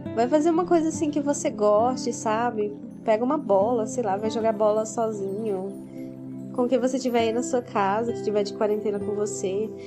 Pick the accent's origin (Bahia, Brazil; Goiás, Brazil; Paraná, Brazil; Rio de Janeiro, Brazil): Goiás, Brazil; Aparecida de Goiânia; eu sou de Aparecida de Goiânia, Goiás